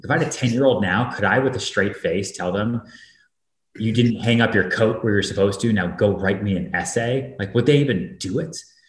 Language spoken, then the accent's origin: English; Boston, Massachusetts, United States; also born or lived in Texas; I was born in Texas, but yeah. I grew up in Massachusetts, outside Boston.